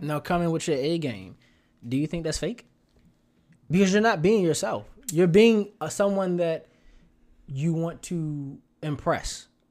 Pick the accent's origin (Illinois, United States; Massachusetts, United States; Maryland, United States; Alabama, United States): Maryland, United States; Baltimore; I'ma talk to you like a kid out of Baltimore